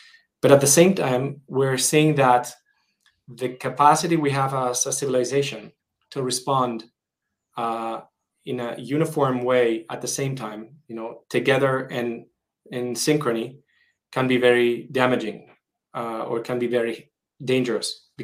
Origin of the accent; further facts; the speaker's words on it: Madrid, Community of Madrid, Spain; moved away as an adult; also born or lived in San Francisco; And I'm originally Spanish. I was born in Madrid, and after living in many countries, I've decided to move back to Madrid.